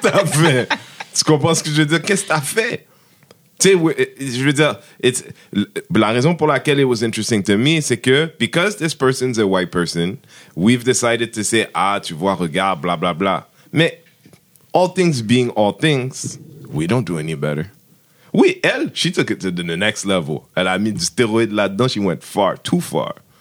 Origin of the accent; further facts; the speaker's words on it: Haiti; moi je suis haïtien